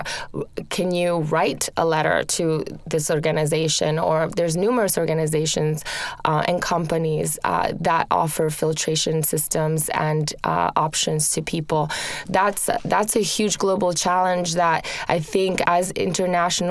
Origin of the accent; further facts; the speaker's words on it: Rome, Lazio, Italy; moved away; I grew up in Rome, in Italy